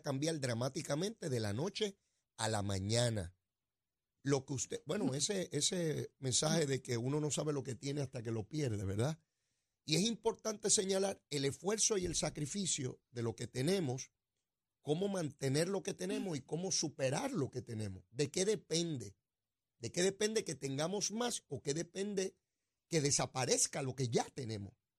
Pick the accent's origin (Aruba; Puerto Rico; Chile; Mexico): Puerto Rico